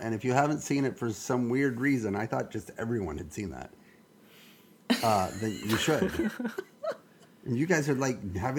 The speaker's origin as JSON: {"language": "English", "area": "the South", "region": "Southern United States", "country": "United States", "accent": "Southern", "said": "my Southern accent comes completely out. And I read the whole thing in an unintentional Southern accent."}